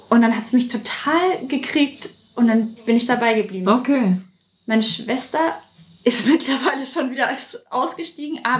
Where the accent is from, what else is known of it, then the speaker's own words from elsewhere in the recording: Würzburg, Bavaria, Germany; Aus Würzburg bin ich.